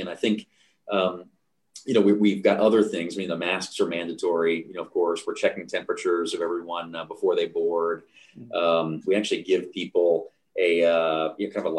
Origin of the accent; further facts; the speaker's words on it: United States; now in Canada; as an American who, you know, lives in Canada